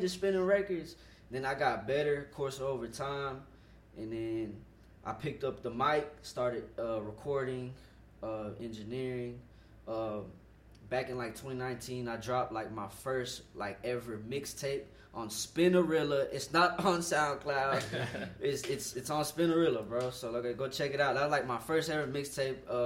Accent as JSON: {"language": "English", "town": "Fort Worth", "region": "Texas", "country": "United States", "tie": "born or raised there", "said": "I'm born and raised in Fort Worth, Texas"}